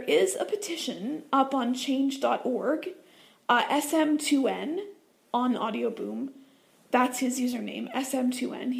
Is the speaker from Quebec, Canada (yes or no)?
no; Southern Ontario, Canada; I'm actually from Southern Ontario, so I'm not that far from Toronto.